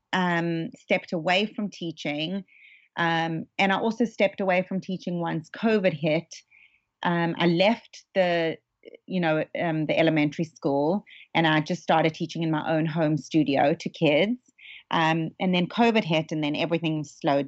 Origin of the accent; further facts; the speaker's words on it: South Africa; now in Los Angeles, United States; I was somewhat new to Los Angeles, you know, growing up in South Africa